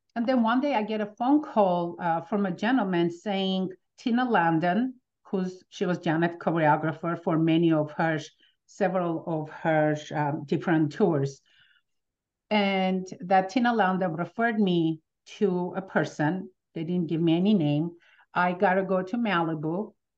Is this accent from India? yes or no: no; Armenia; now in United States; coming from Armenia, as soon as we, with my family, we moved